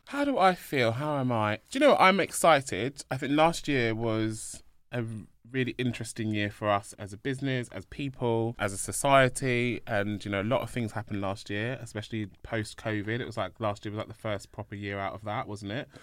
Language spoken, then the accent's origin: English; London, United Kingdom; born in London